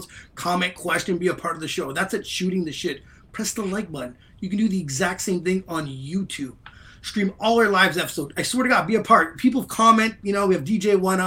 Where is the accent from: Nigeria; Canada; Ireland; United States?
Canada; Ottawa, Ontario; I'm from Ottawa